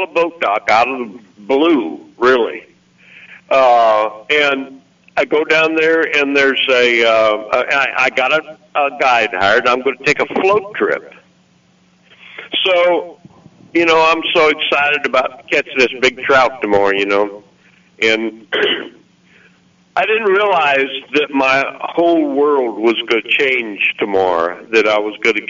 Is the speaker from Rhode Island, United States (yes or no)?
no; Missouri, United States; moved away as an adult; now in Arkansas, United States; I was from Missouri, but I virtually never went back